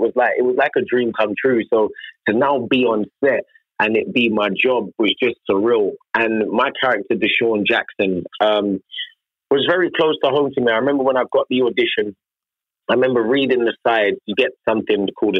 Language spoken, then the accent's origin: English; United Kingdom; accent: British